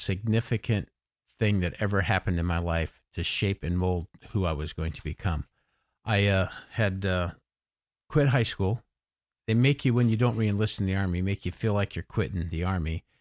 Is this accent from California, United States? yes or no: yes; Los Angeles, California, United States; moved away as an adult; now in Gettysburg, United States; I grew up in Los Angeles till I was eighteen